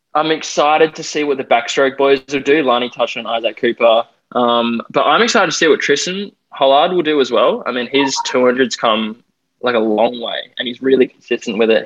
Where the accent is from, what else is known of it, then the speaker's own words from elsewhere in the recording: Perth, Western Australia, Australia; now in Gold Coast, Australia; I'm currently on the Gold Coast. I'm from Perth, um, WA, the best state in my opinion.